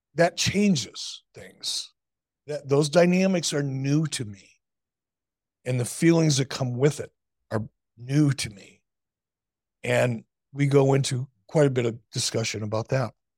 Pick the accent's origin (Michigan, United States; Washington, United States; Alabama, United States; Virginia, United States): Michigan, United States; Detroit; moved away; also born or lived in Chicago; I learned it as a kid growing up in Detroit